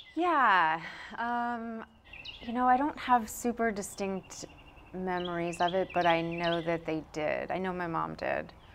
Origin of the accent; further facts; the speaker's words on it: Brunswick, Maine, United States; now in Durham, United States; I was born in Brunswick, Maine.